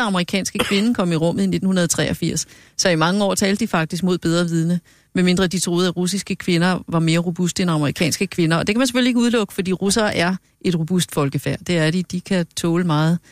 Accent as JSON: {"language": "Danish", "town": "Hørsholm", "region": "Capital Region of Denmark", "country": "Denmark", "tie": "born or raised there", "said": "Jeg er født i Hørsholm"}